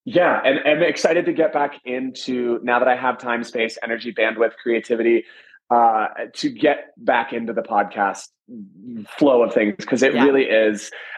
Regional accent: Atlanta, Georgia, United States; now in Las Vegas, United States; I'm from Atlanta and I've been working in Vegas for 10 years, but Vegas now feels like home

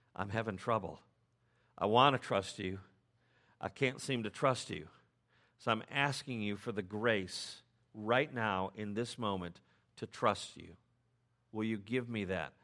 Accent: United States; as English-speaking Americans

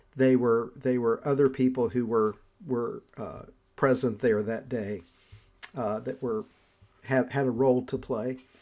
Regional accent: Southern Appalachia, United States; I'm from Southern Appalachia

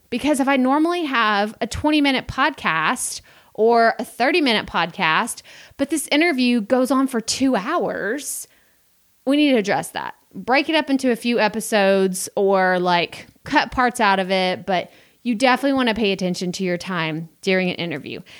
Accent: Texas, United States; me growing up in Texas, being in the South

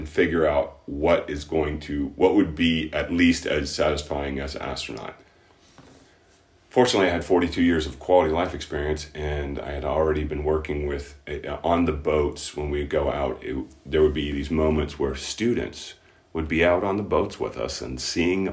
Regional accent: Key West, Florida, United States; moved away; I'm originally from Key West

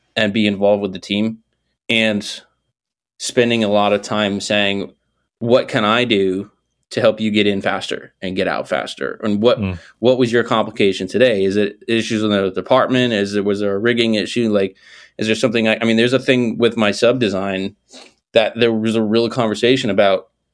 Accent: Northeast, United States; I'm from the Northeast.

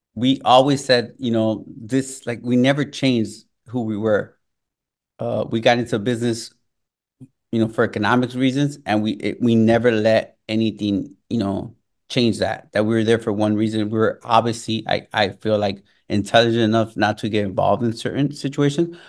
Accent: Chicago, Illinois, United States; also born or lived in Mexico; growing up in Chicago, growing around, up around those gangs and that culture

